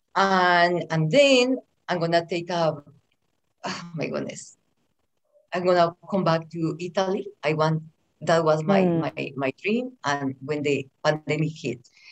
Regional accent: Bogota, Colombia; English is a second language; moved away as an adult; also born or lived in Medellín area, Colombia / California, United States; now in Las Vegas, United States; I was raised in Bogota, which is the capital of Colombia

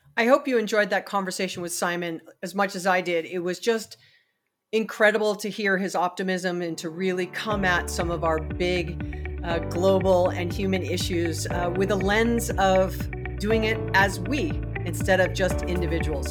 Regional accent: Hawaii, United States; I'm from Hawaii

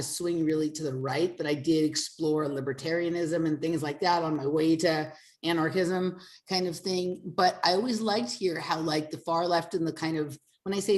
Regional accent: Los Angeles, California, United States; moved away; I'm from Los Angeles

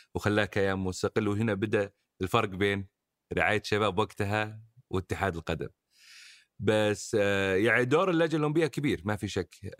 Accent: Saudi Arabia; احنا كمجتمع سعودي من نشاتنا

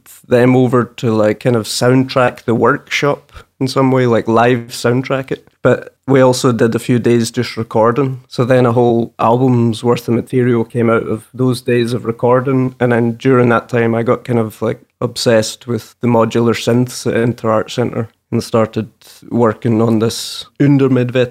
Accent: Morecambe, North West England, United Kingdom; We grew up in Morecambe.

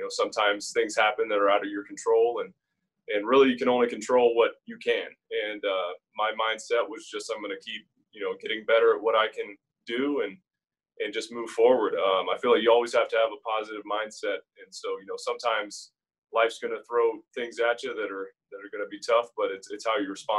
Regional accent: Pensacola, Florida, United States; also born or lived in Scotland; I grew up in Pensacola. I mean, they're right next to each other. So, yeah, and both Scottish born. I lost my accent a long time ago

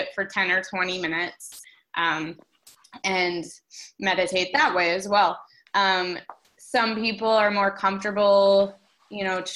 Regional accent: Minneapolis, Minnesota, United States; Twin Cities Marathon for fun. You know, it's my hometown race

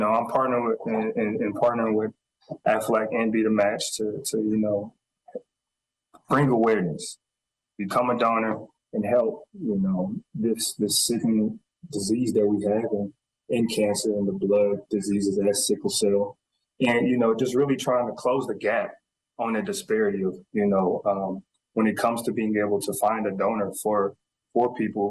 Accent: the South, United States; accent: Southern; 10 minutes to 20 minutes into our conversation, the accent's gone and I'm back down south again and my accent's back.

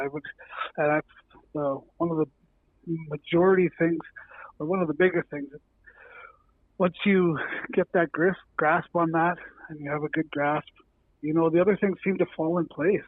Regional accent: Estevan, Saskatchewan, Canada; came up from Estevan and Alameda and all over my hometown

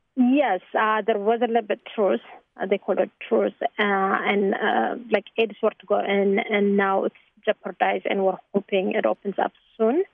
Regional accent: Tigray, Ethiopia; now in Chicago, United States; I'm from Tigray.

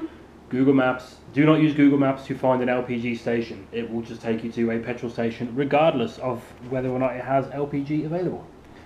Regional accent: just outside Birmingham, West Midlands, United Kingdom; I was brought up just outside Birmingham.

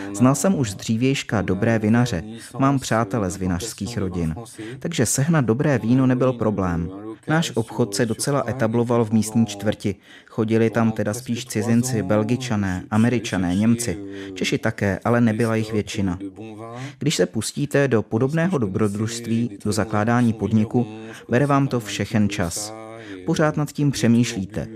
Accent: near Poitiers, western France, Nouvelle-Aquitaine, France; first language French; Czech is a second language; moved away as an adult; now in Prague, Czech Republic; Vyrostl jsem u Poitiers v západní Francii, nedaleko pobřeží Atlantiku

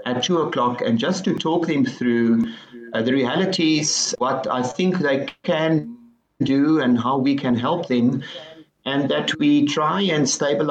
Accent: Stellenbosch, Western Cape, South Africa; I grew up in Stellenbosch

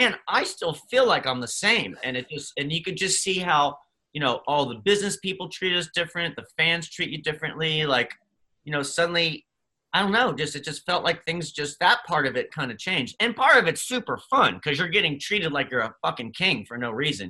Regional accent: Dover, Pennsylvania, United States; I grew up in Pennsylvania in a tiny little town in York, Pennsylvania, Dover, even smaller

